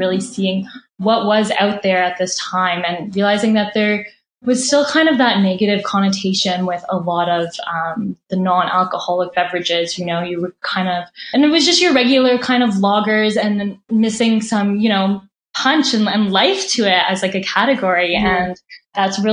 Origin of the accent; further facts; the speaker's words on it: Canada; we're Canadian